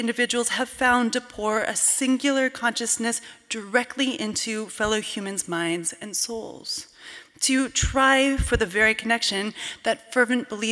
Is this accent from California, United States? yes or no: no; Cooperstown, New York, United States; the 18th century Presbyterian church in my hometown of Cooperstown, New York